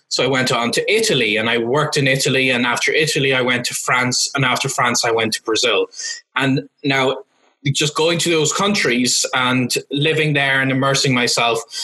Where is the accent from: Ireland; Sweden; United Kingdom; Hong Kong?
Ireland; Cavan, Ulster; first language English; moved away; my hometown of Cavan in Ireland